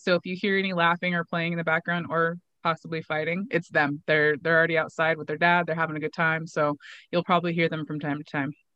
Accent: Pendleton, Oregon, United States; had started a gym locally in my hometown of Pendleton

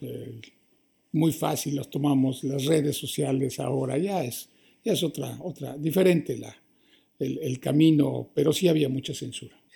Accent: Mexico; moved away as an adult; also born or lived in Toronto, Canada; now in Canada; habíamos muy pocos mexicanos solteros, hombres aquí.

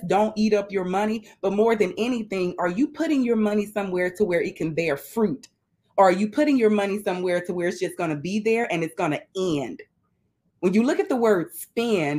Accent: Mobile, Alabama, United States; now in Tampa, United States; But I live in Tampa, Florida, and I'm originally from Mobile, Alabama

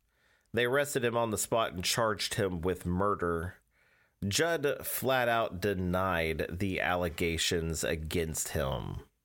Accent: Cortland, New York, United States; born there; now in East Orange, United States; We live in East Orange, New Jersey. I was born in Cortland, New York.

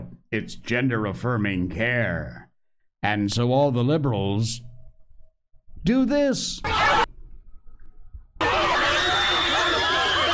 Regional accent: Cornwall, Connecticut, United States; Connecticut is my home state, friends. I grew up in Cornwall, Connecticut, in the northwest corner, the foothills of the Berkshires.

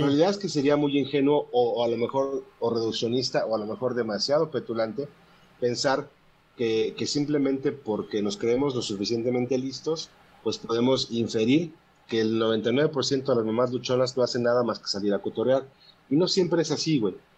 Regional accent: Puebla, Mexico; yo soy de Puebla

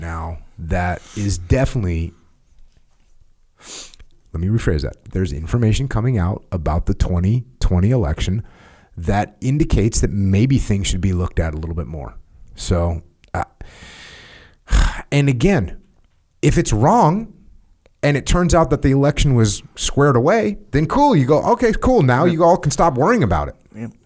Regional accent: United States; I'm American

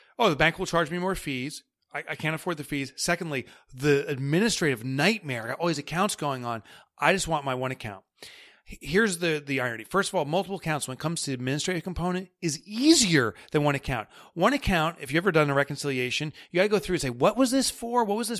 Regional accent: New York, United States; accent: New York; know, that New York accent comes in. We all you want is money? Is that all you care about? And that's my New York accent.

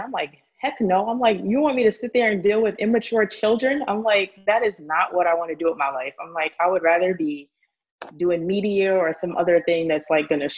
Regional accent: New York City, New York, United States; born and raised in the Bronx

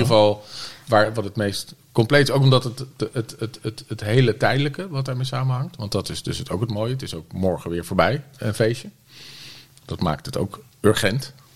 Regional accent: The Hague, South Holland, Netherlands; moved away as an adult; also born or lived in Utrecht; Ik kom uit Den Haag

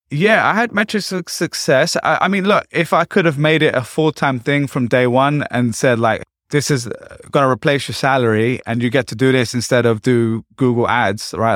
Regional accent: London, United Kingdom; moved away as an adult; also born or lived in Essex; now in New York, United States; I'm from East London

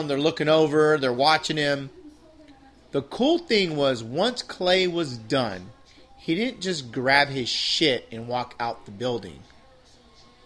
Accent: San Diego, California, United States; I'm born and raised in San Diego

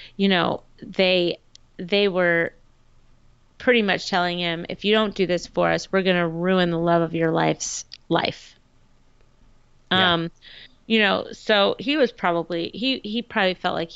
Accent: Irvine, California, United States; I'm from Irvine. I was born, I was raised in Irvine. I went to elementary school in Irvine, California.

